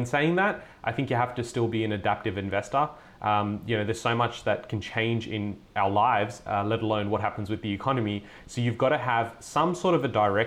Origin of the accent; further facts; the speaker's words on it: Sydney, New South Wales, Australia; I was born here in Sydney, have lived my entire life in Sydney